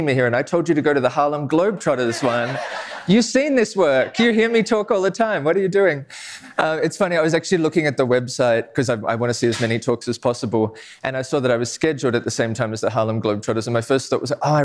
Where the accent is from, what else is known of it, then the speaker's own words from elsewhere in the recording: Australia; I'm Australian